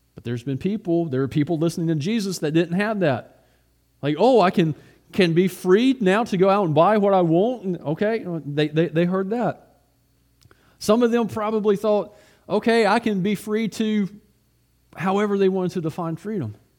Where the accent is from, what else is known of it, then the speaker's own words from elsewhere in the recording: United States; also born or lived in Russia; as an American